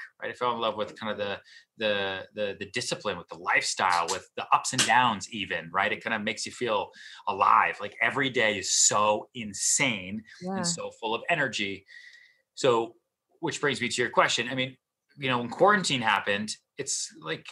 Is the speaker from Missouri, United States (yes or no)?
no; outside Boston, Massachusetts, United States; moved away as an adult; also born or lived in Texas; now in New York City, United States; I grew up outside Boston